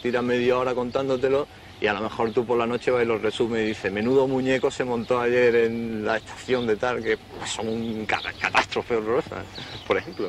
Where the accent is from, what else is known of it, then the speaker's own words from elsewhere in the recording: Andalusia, Spain; yo por ejemplo que soy andaluz